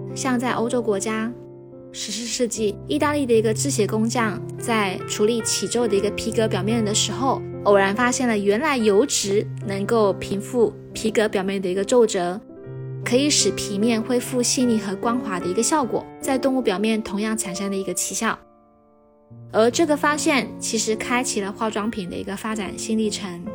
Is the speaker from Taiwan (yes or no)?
yes; Taiwan; 我来自台湾，呃，大学本科我专攻的就是医疗护理